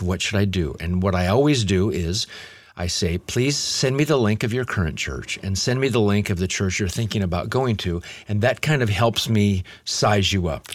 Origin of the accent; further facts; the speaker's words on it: Omaha, Nebraska, United States; moved away as an adult; also born or lived in Lincoln, Nebraska / Los Angeles; I grew up in Omaha, Nebraska, and we in our home didn't have any roaches.